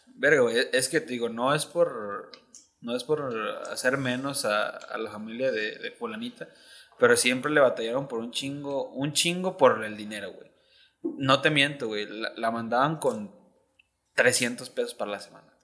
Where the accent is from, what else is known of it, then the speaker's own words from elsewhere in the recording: Ocotlán, Jalisco, Mexico; yo que soy de Ocotlán